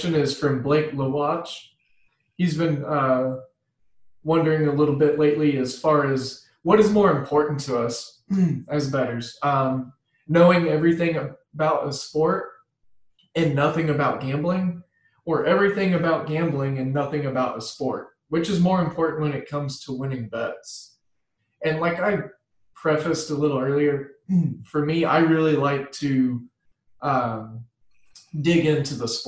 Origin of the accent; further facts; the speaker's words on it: Midwest, United States; I'm from the Midwest